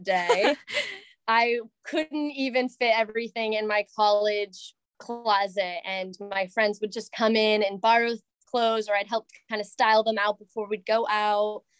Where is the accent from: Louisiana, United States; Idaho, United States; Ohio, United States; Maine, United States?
Maine, United States; Southern; I am from the Southern Maine area and went to UMaine